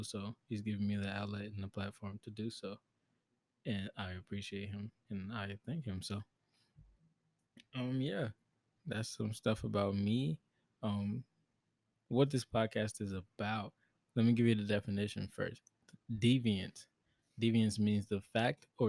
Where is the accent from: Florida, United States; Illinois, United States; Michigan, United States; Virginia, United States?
Illinois, United States; Chicago; born and raised in Chicago, Illinois, 20 years old.